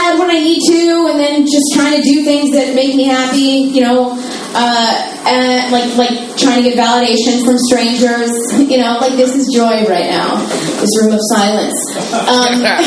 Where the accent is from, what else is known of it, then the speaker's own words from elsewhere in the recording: Philadelphia, Pennsylvania, United States; I'm from Philadelphia